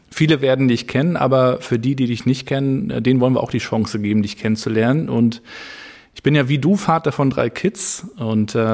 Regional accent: Rostock, Mecklenburg-Vorpommern, Germany; natürlich ähm, als Rostocker miterlebt, wie Karls auch entstanden, was heißt entstanden ist

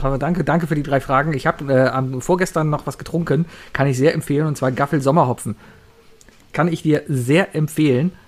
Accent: Cologne, North Rhine-Westphalia, Germany; als Kölner, als Rheinländer

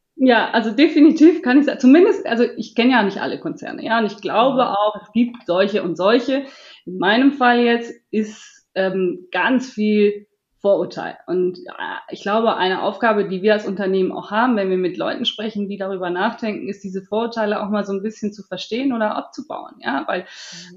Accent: Switzerland; ich bin aus der Schweiz

